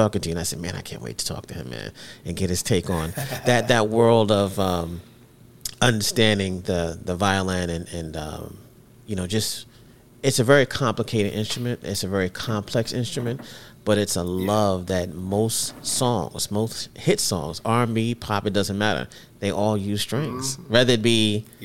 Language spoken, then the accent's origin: English; New York City, New York, United States; growing up in New York City.